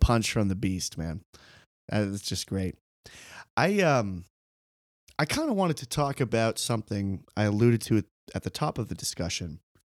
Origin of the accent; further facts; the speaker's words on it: United States; as an American viewer